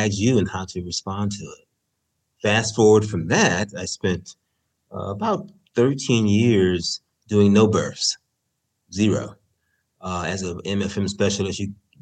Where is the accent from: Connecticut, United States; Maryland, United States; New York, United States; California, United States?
California, United States; San Francisco; I'm from San Francisco